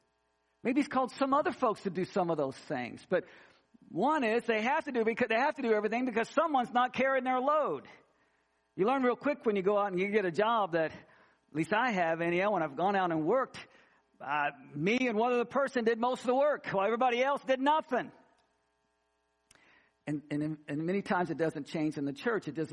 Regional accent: Missouri, United States; moved away; I grew up in Missouri and we don't have alligators there

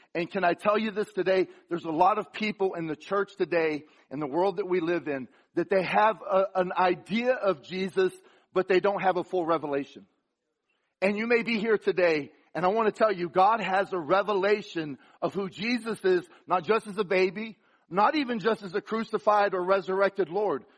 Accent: the South, United States; also born or lived in Florida; I'm from the South

